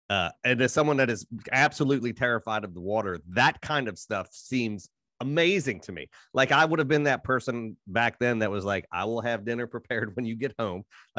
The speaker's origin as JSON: {"language": "English", "region": "Appalachia", "country": "United States", "said": "I'm from Appalachia"}